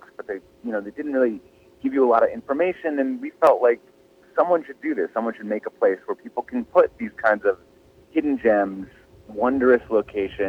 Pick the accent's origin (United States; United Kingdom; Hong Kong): United States; Midwest; I grew up in the Midwest